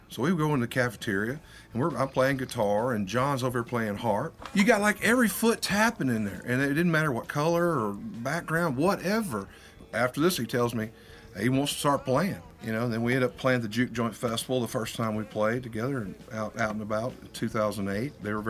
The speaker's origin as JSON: {"language": "English", "town": "Warren", "region": "Arkansas", "country": "United States", "said": "We're both from Warren, Arkansas originally, which is close to Pine Bluff."}